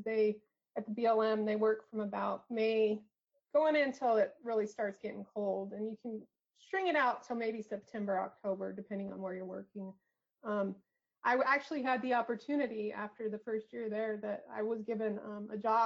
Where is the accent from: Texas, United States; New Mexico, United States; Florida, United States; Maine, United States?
New Mexico, United States; Glenwood; moved away as an adult; also born or lived in Anchorage, Alaska; my hometown is in Glenwood, New Mexico